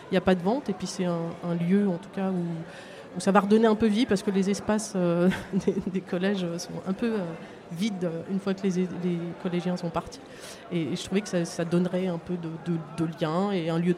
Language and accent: French; Île-de-France, France; je viens de Seine-et-Marne et, je, travaille à la ville de Paris.